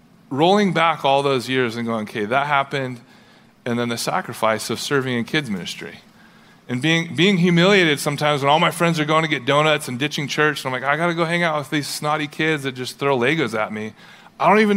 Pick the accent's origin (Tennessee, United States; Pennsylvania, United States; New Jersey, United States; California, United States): California, United States; Huntington Beach; I grew up in Southern California, Huntington Beach, surfer